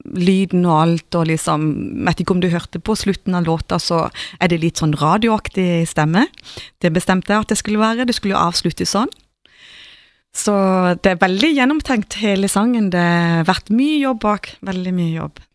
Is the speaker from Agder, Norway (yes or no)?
yes; Mosby, Agder, Norway; moved away as an adult; now in Stockholm, Sweden; jeg er fra Mosby